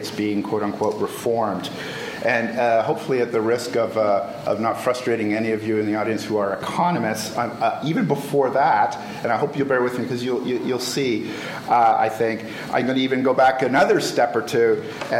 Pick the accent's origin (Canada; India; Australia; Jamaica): Canada; also born or lived in Cuba; I'm Canadian, so I might be maybe one of the few non-Americans here